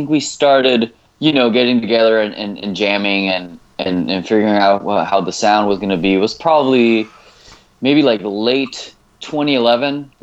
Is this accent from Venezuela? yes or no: yes; Venezuela; English is a second language; moved away as an adult; also born or lived in England; now in Miami, United States; since we grew up in Venezuela, we had somewhat of a different upbringing